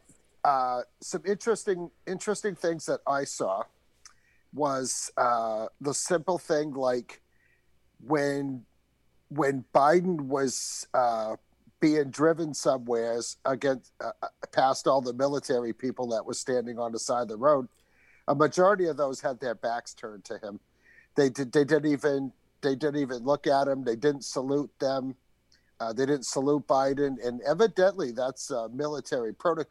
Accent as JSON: {"language": "English", "region": "New England", "country": "United States", "said": "I'm from New England."}